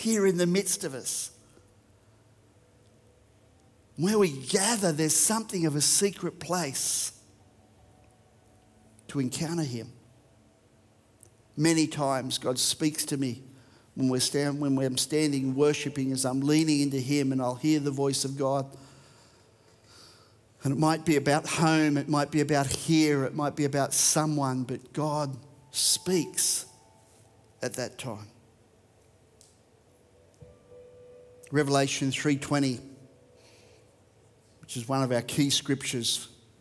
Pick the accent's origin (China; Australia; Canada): Australia; Australian is my first language, English is my second